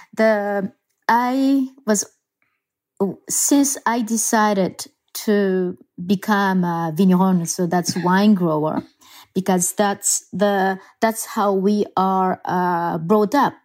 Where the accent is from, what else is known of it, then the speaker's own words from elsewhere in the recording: Japan; moved away as an adult; also born or lived in Germany; now in Burgundy, France; I am originally from Japan